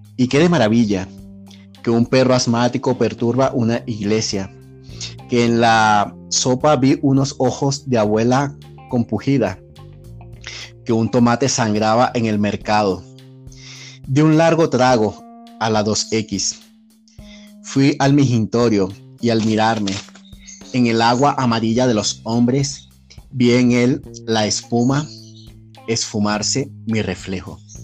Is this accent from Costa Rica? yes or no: no; Venezuela; moved away as an adult; now in Mexico; soy venezolano, tengo acá aproximadamente tres años